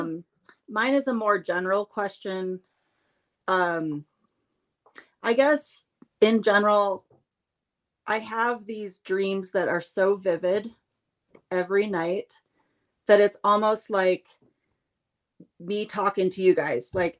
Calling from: Colorado, United States; I'm in Colorado tonight.

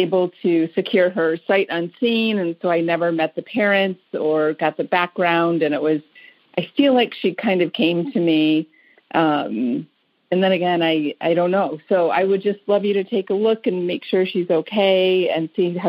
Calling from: Detroit, Michigan, United States; I'm calling from the Detroit area.

